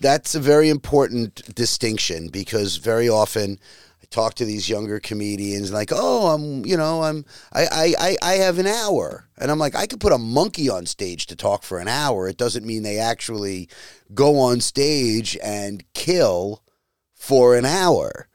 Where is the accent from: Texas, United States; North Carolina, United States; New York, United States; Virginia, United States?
New York, United States; Long Island; moved away; my town on Long Island where I grew up